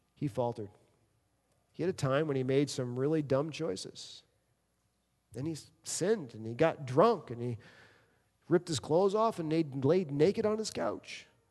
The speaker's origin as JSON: {"language": "English", "town": "New York City", "region": "New York", "country": "United States", "tie": "born or raised there", "also_born_or_lived": "Michigan", "moved": "yes", "said": "I grew up in New York City"}